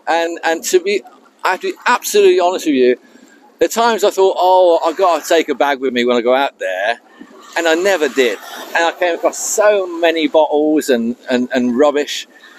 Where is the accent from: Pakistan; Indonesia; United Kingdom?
United Kingdom; Devon, South West England; also born or lived in Birmingham; now in Fukuoka, Japan; I was born in Birmingham, but I was raised in Devon, the southwest.